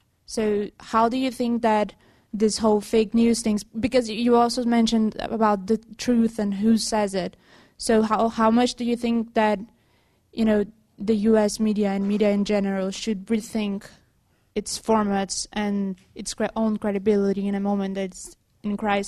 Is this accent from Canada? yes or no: no; Brazil; moved away; I'm from Brazil